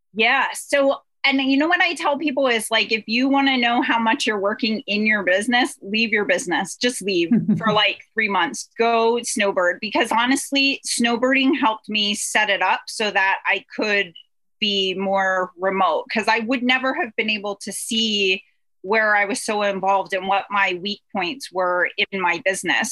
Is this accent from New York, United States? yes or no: no; Pennsylvania, United States; We are from Pennsylvania